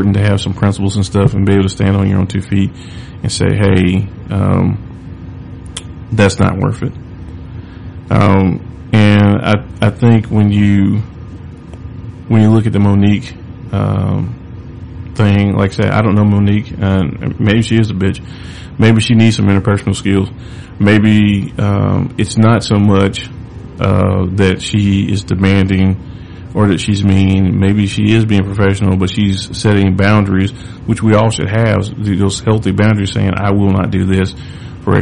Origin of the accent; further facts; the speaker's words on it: the South, United States; I'm born and raised in the South